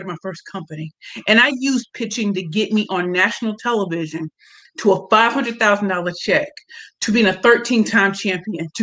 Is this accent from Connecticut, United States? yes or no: no; St. Louis, Missouri, United States; moved away as an adult; now in Brooklyn, United States; I'm from St. Louis, Missouri